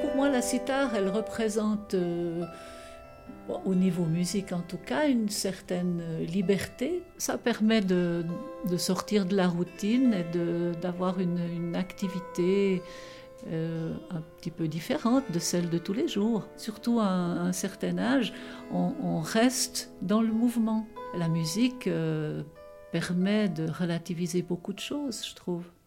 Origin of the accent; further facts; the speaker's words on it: Broc, Fribourg, Switzerland; je suis née à Bro, en Gruyère.